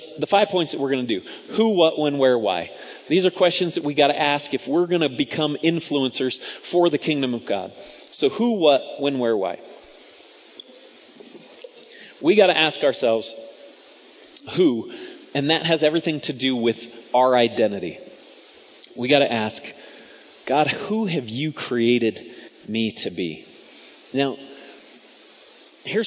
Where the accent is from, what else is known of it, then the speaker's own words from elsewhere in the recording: United States; American Christians